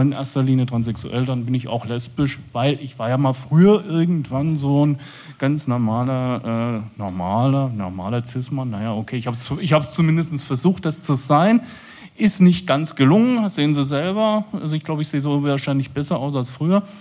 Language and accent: German; Saxony, Germany; Ich komme aus dem Vogtland, in ähm, Sachsen.